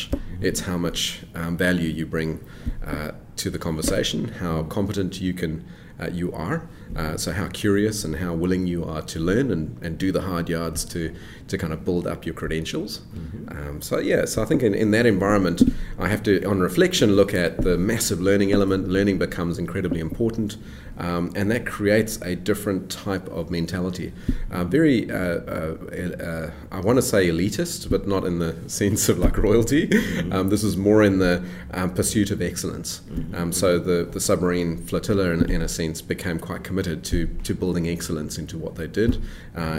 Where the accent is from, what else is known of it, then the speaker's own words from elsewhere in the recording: South Africa; I was born and raised in South Africa